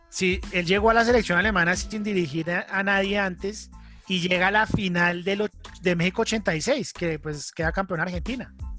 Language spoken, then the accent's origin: Spanish; Colombia; nosotros somos colombianos